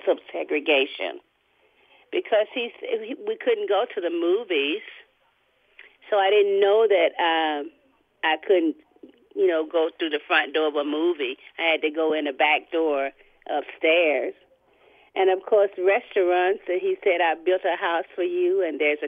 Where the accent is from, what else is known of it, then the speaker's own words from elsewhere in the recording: Albany, Georgia, United States; I grew up in Albany, Georgia